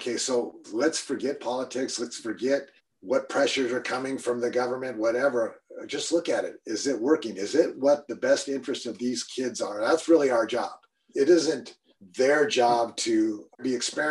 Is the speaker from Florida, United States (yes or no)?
no; Eastern Washington, United States; I'm from Eastern Washington